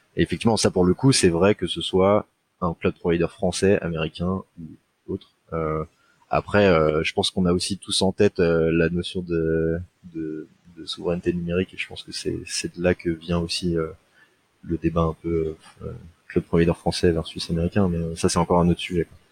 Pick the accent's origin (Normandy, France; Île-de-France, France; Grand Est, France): Île-de-France, France; Seine-Saint-Denis; je viens de Seine-Saint-Denis